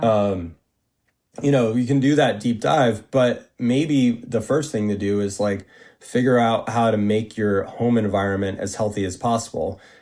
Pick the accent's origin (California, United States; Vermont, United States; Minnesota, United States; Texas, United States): Vermont, United States; I worked on an organic vegetable farm in my hometown in Vermont